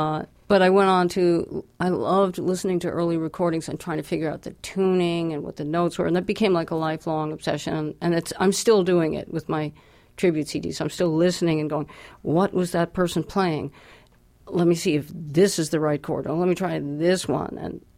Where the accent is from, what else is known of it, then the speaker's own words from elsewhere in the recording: New Jersey, United States; born there; I was born in New Jersey.